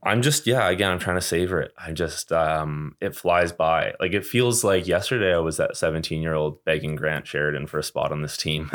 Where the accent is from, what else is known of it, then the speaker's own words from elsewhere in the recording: Calgary, Alberta, Canada; I came from Calgary